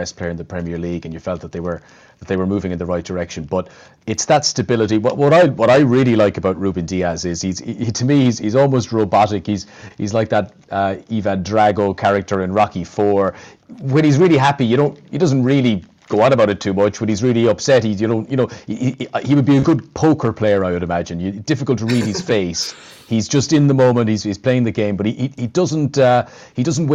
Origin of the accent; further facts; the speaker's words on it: Ireland; as an Irishman